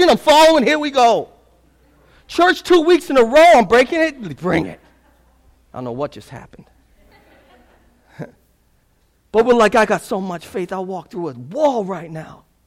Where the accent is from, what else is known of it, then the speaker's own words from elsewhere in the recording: Lynn, Massachusetts, United States; I'm from Lynn